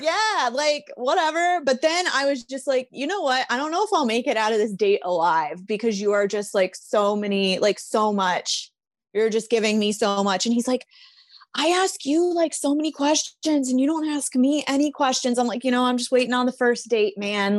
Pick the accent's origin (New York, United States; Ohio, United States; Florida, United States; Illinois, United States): Illinois, United States; Chicago; I'm from Chicago